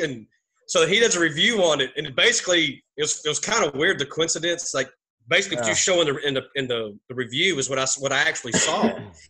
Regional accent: Texas, United States; and I'm a Texan too

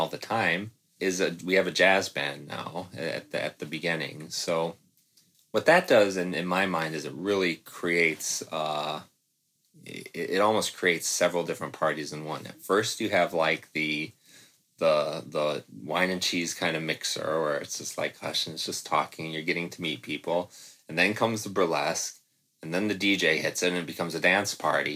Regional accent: Midwest, United States; I'm from the Midwest

